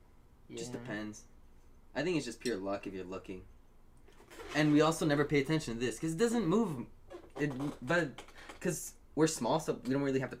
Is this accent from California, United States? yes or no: yes; Southern California, United States; We're from Southern California.